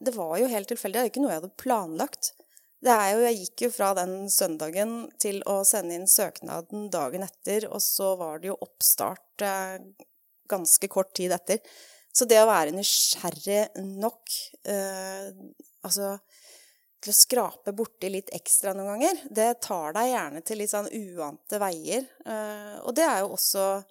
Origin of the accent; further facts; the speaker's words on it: Norway; moved away as an adult; also born or lived in England; har også jobba på film og TV her hjemme i Norge når jeg flytta hjem